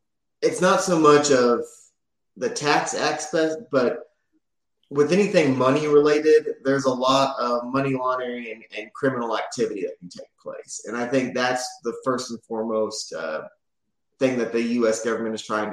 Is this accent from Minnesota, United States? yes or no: no; Oklahoma City, Oklahoma, United States; now in Tulsa, United States; we're both from the Oklahoma City area.